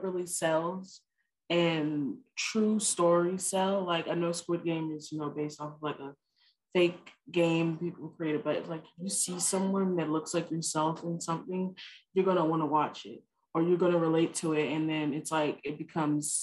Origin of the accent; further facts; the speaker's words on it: Richmond, Virginia, United States; I'm from Richmond, Virginia. I'm 17 years old, and I attend Code RVA High School.